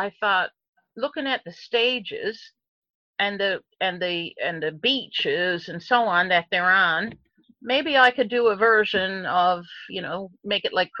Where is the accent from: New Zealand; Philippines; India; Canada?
Canada; Heart's Content, Newfoundland and Labrador; the lighthouse is where I grew up in Heart's Content.